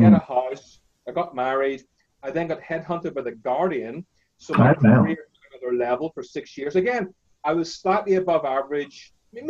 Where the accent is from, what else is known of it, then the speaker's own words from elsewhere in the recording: Northern Ireland, United Kingdom; I grew up in Northern Ireland, as you can tell by my accent. My parents are Indian.